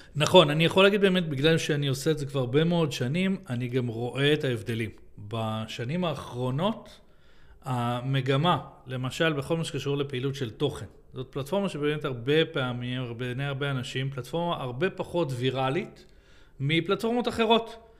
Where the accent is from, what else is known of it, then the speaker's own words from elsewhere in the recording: Israel; אנחנו ישראלים, אנחנו מדברים, אה, אנגלית פה